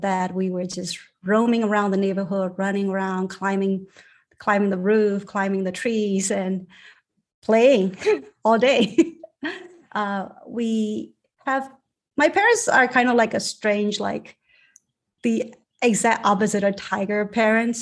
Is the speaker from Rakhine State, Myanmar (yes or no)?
no; Yangon, Yangon Region, Myanmar; moved away; I grew up in a basically on top of a factory, my parents' factory in Rangoon, Burma